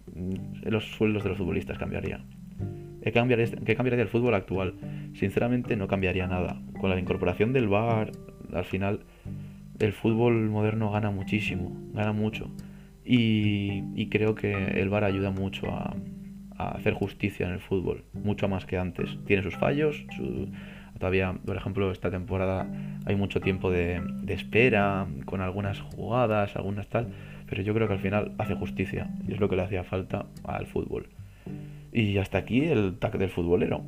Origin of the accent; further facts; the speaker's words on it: Santander, Cantabria, Spain; mi tierra, yo soy de Santander